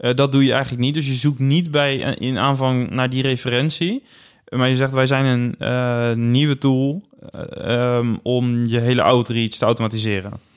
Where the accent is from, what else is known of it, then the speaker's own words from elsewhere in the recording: Netherlands; wij hier als Nederlanders